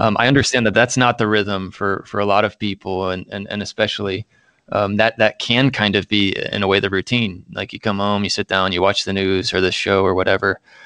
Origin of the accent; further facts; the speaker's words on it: Central Indiana, United States; moved away as an adult; also born or lived in Minnesota; I am from Indiana. uh, Central Indiana in particular, went, uh, to the public schools, K through twelve there